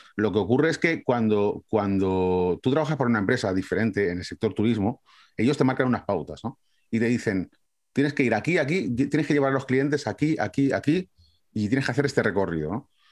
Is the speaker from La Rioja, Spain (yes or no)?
no; Valencia, Valencian Community, Spain; moved away as an adult; now in Scotland, United Kingdom; Yo soy de Valencia